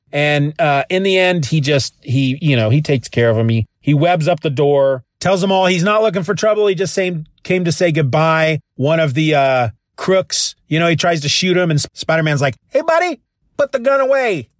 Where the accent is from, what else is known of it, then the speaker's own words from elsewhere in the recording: Kansas, United States; I'm from Kansas